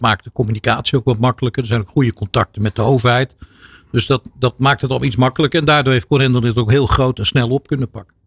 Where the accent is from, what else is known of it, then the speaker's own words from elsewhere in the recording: Netherlands; also born or lived in Turkey (ancestry); wij als Nederlanders hè, en als Turkse Nederlanders